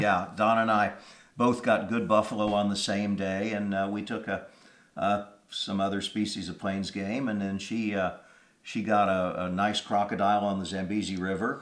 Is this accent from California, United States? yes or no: no; Kansas, United States; moved away; I'm from Kansas originally